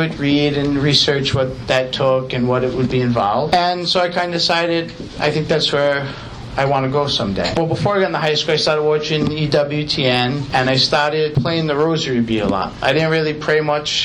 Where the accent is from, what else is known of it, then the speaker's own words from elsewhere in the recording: Narragansett, Rhode Island, United States; I grew up in Narragansett, Rhode Island